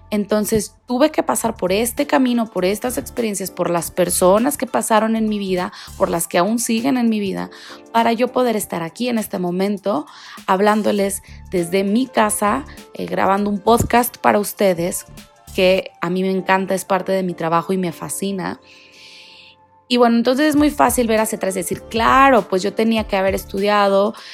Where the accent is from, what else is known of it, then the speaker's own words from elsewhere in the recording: Guadalajara, Jalisco, Mexico; born there; also born or lived in Monterrey; now in Mexico City, Mexico; yo, …, vivo en la Ciudad de México actualmente, pero no quiere decir que aquí nací. Yo nací en Guadalajara, viví muchos años en Monterrey y estuvimos cambiándonos de ciudad en ciudad